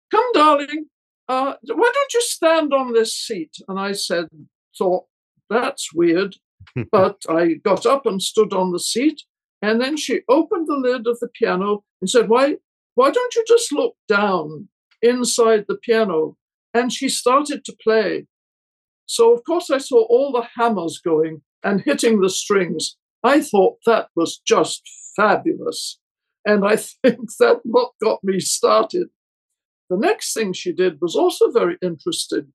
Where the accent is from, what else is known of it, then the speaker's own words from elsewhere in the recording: Scotland, United Kingdom; moved away as an adult; also born or lived in Paris, France / London, United Kingdom / Santa Barbara, United States; now in United States; I was born in Scotland and brought up there and went to university there